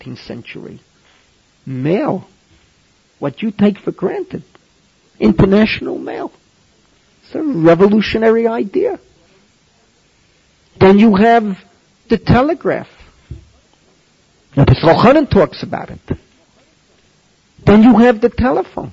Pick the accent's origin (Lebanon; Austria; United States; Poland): United States; New York City, New York; moved away as an adult; also born or lived in Maplewood, New Jersey; now in Israel; I'm from the Bronx. I grew up within an easy walk of Yankee Stadium